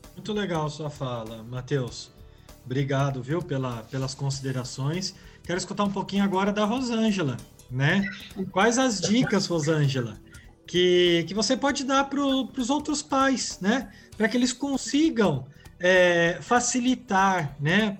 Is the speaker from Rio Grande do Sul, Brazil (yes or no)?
no; Bauru, São Paulo, Brazil; permaneci aqui na, na minha cidade, sou de Bauru